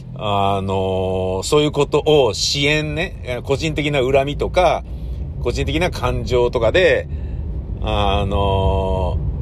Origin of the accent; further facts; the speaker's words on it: Tokyo, Japan; 東京人として